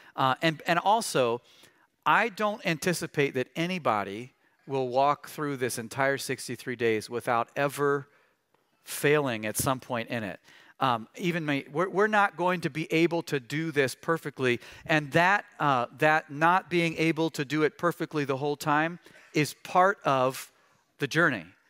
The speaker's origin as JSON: {"language": "English", "region": "Missouri", "country": "United States", "tie": "born or raised there", "said": "I grew up in Missouri"}